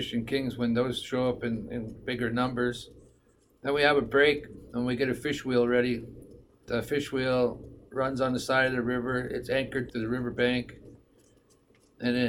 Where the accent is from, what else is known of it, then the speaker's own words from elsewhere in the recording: Rampart, Alaska, United States; also born or lived in Tanana, Alaska; I currently live in Rampart. I grew up in Rampart, living a subsistence lifestyle.